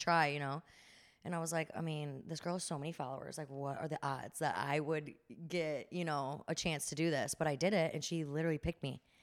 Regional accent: Chicago, Illinois, United States; moved away as an adult; also born or lived in Northern California; now in New Jersey, United States; And then I'm from Chicago. So before that, I was living in Chicago

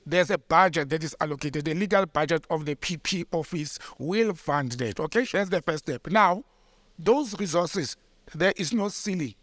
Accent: West Rand, Gauteng, South Africa; that's my hometown, you know, and, uh, Randfontein and Krugersdorp and all that, they fall under, Mogale City

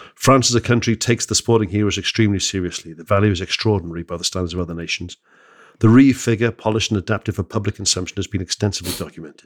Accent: Wales, United Kingdom; I'm born in Wales

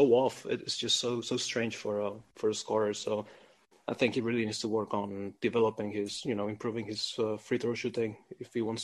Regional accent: Spain; I'm also from Spain

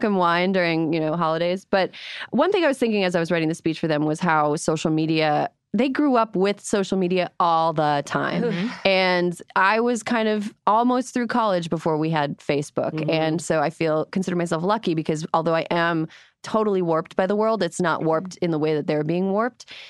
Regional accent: Wisconsin, United States; a fellow Wisconsin native

